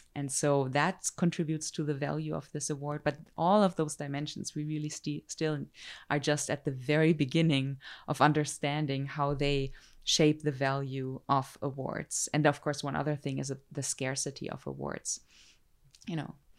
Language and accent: English; Germany; moved away as an adult; also born or lived in Zurich, Switzerland; now in United States; I'm German or European, you know, I grew up in Europe.